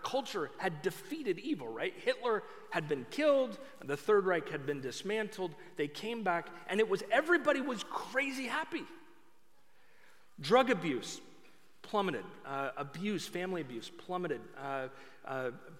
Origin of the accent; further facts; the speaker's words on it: Oregon, United States; I am from Oregon.